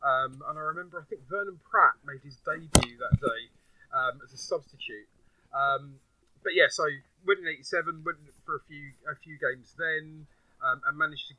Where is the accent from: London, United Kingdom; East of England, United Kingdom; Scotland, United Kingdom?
London, United Kingdom; Sutton; I'm Sutton born and bred. I still live in Sutton, although people that know me probably know that my family history isn't from Sutton. I come from Cyprus.